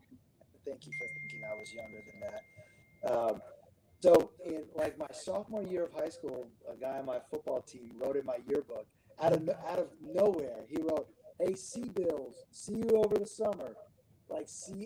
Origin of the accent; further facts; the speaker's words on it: Connecticut, United States; moved away as an adult; also born or lived in Illinois / Iowa; now in South Carolina, United States; I grew up, I went to high school in Connecticut.